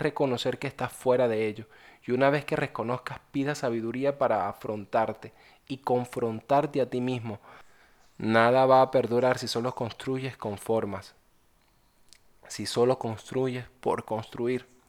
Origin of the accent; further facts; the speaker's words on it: Venezuela; soy de Venezuela.